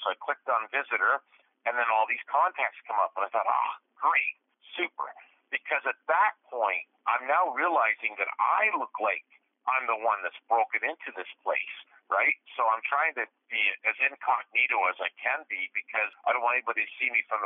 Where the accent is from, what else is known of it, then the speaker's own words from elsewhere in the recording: Canada; I'm a Canadian truck driver